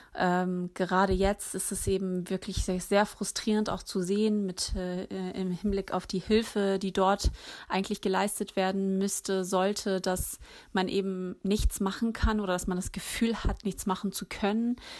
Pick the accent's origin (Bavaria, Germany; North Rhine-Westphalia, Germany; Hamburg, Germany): Hamburg, Germany; in Hamburg geboren und aufgewachsen, lebe hier